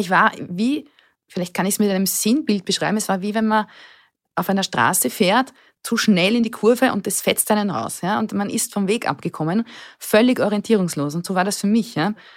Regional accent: Burgenland, Austria; Ich bin das älteste von drei Kindern, aufgewachsen im Burgenland in einem kleinen Dorf

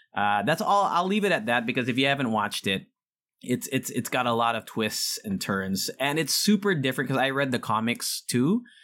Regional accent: United States; moved away; when I was growing up in the States

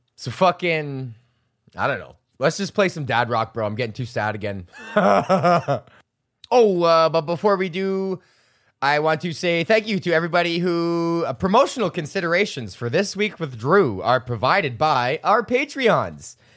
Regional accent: Canada; I'm fucking Canadian

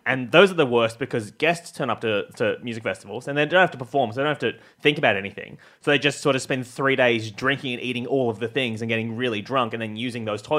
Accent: Sutherland, New South Wales, Australia; born or raised there

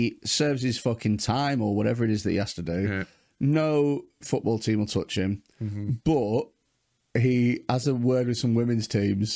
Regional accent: Preston, North West England, United Kingdom; I come from Preston

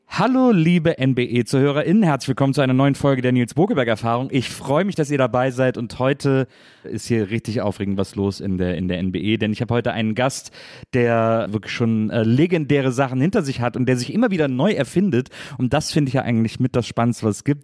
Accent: Wesseling, North Rhine-Westphalia, Germany; moved away; ich komme ja aus Wesseling, ich bin in Wesseling aufgewachsen

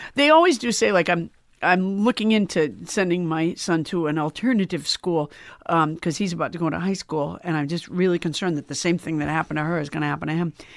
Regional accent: Sudbury, Massachusetts, United States; also born or lived in Alabama; I was from Sudbury, Massachusetts

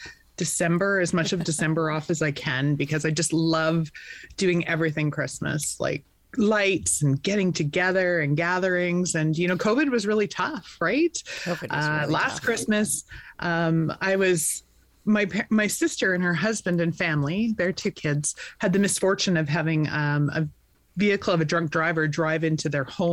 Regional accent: Vernon, British Columbia, Canada; born and raised in Vernon

